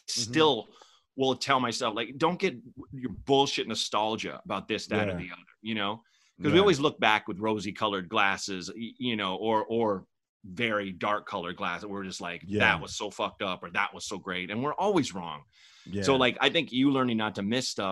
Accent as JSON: {"language": "English", "town": "Portland", "country": "United States", "tie": "born or raised there", "also_born_or_lived": "Chicago / New York / Los Angeles", "moved": "as an adult", "said": "I was born in Chicago, grew up in Portland, two different neighborhoods"}